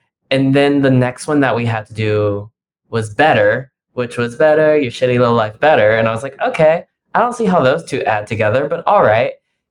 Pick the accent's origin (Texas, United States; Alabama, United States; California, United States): Texas, United States; Houston; moved away as an adult; now in New York, United States; I'm from Houston, Texas